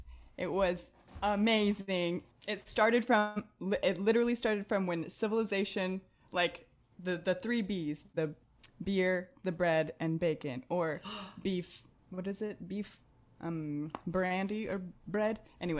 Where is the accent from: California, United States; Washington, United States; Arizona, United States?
Arizona, United States; also born or lived in Morocco; I grew up in Arizona